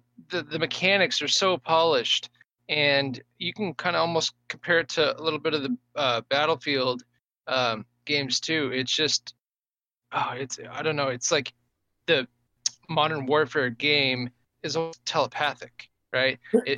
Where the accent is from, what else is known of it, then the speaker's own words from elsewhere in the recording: England, United Kingdom; born there; And I was born in England.